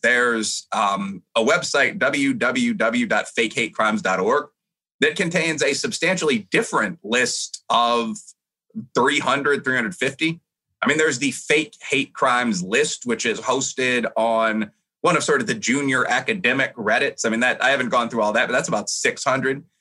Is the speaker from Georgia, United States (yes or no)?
no; Chicago, Illinois, United States; moved away; I had a lot of friends that went to, you know, Loyola, DePaul, U Chicago, the schools in the area, because I'm a Chicagoan by background